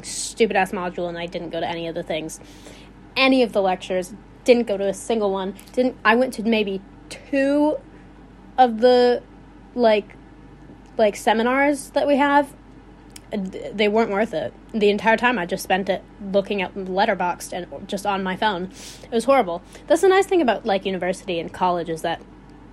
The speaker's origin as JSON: {"language": "English", "region": "Illinois", "country": "United States", "accent": "Midwestern", "said": "I sound like I'm from Wisconsin. I'm not from Wisconsin. But from Illinois."}